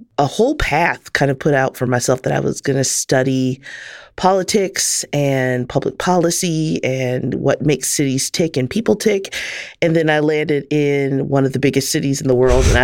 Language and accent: English; Kansas City, Missouri, United States; moved away; I grew up in Kansas City in the Midwest